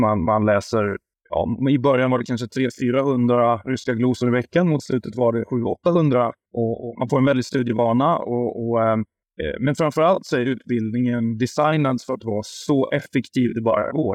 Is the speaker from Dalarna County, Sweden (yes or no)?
no; Värmland, Sweden; also born or lived in Stockholm; now in Huddinge, Sweden; jag är värmlänning